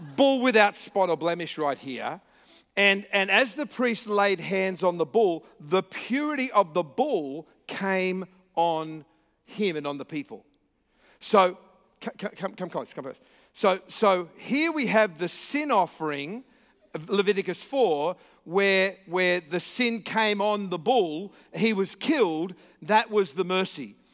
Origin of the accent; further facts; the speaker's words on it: Australia; I'm here from Australia with a funny accent